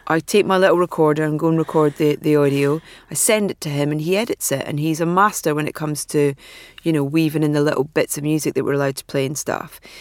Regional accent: Anstruther, Scotland, United Kingdom; I was from Anstruther.

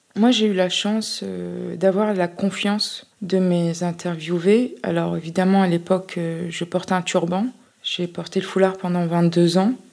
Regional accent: France; ma, ma socialisation, mon, ancrage en France

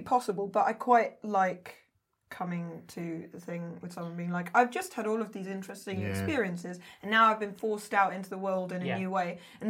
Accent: London, United Kingdom; that sort of thing is what happened to my voice growing up in East London and then like going to a posh university. And so my accent sort of changes

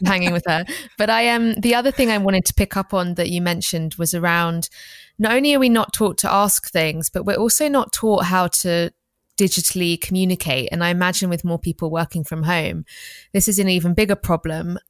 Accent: England, United Kingdom; we grew up in England

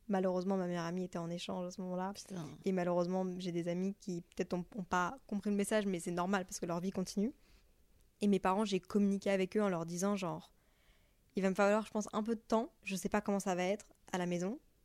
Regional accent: Brussels, Brussels-Capital Region, Belgium; moved away as an adult; also born or lived in Montreal, Canada; now in Paris, France

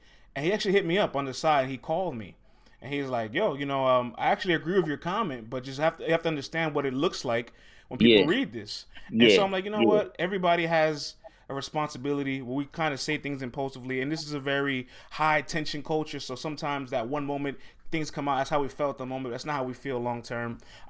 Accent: New York City, New York, United States; I'm from the Bronx.

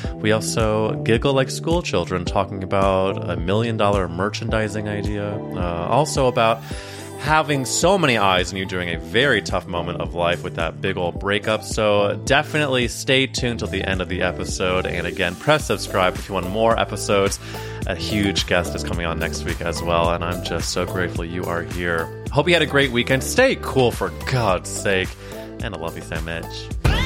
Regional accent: Missouri, United States; moved away; a lake in Missouri, my home state.

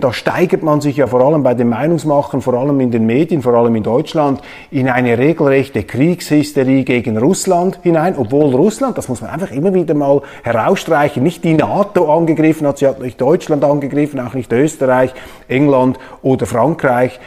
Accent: Switzerland

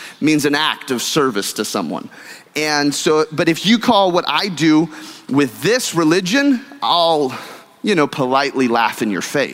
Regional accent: California, United States; now in Texas, United States; I'm a Californian by birth and a Texan by choice. And growing up in California, we have all religions and all cultures

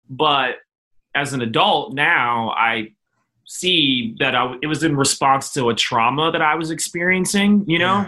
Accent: Philadelphia, Pennsylvania, United States; born or raised there; also born or lived in Minneapolis, Minnesota

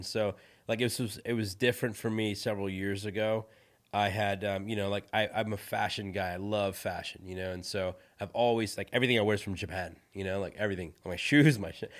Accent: India; So I'm from India, right? My background is Indian. I was born in India. I grew up Hindu.

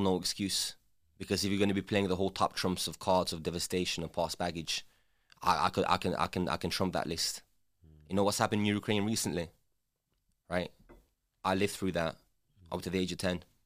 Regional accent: England, United Kingdom; English is a second language; also born or lived in former Yugoslavia; growing up in England without speaking the language and having to learn the language

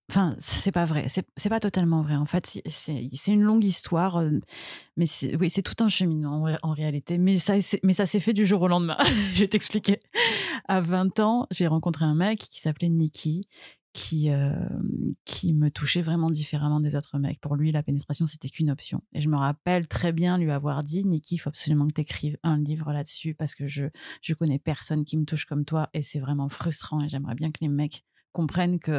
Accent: Marseille, Provence-Alpes-Côte d'Azur, France; je suis née à Marseille, j'ai 37 ans

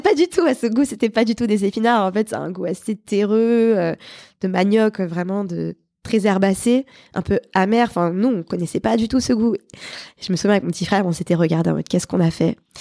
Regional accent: Paris, Île-de-France, France; also born or lived in Montpellier; j'ai vécu là-bas à peu près 5 ans. Et puis ensuite, on est monté à Paris pour le travail de mon papa. Et on est resté là

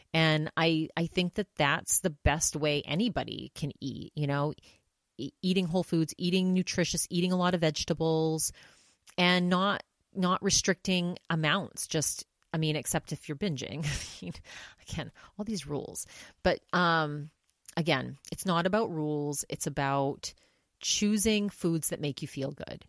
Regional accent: Maine, United States; my home state of Maine

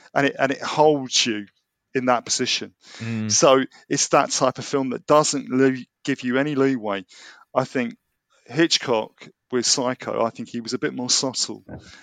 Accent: London, United Kingdom; I am a Londoner born and bred

